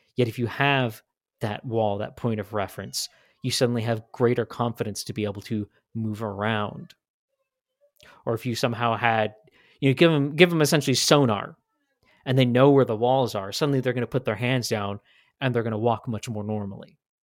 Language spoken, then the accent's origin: English; Washington, United States; now in Idaho, United States; I grew up in Washington State.